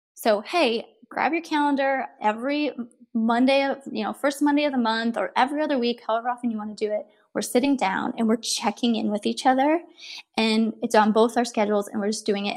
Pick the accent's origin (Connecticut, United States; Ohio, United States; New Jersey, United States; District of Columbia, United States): Ohio, United States; moved away as an adult; now in Southern California, United States; I'm from Ohio. I am a far far away from home because we live in Southern California now, but um, from Ohio and a farm girl at heart. And I married my high school sweetheart.